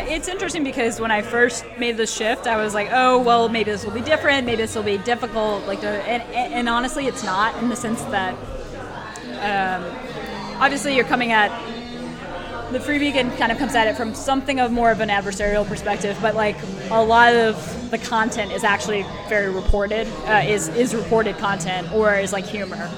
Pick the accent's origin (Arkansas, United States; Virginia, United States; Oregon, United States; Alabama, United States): Virginia, United States; D.C. area, Northern; the D.C. area.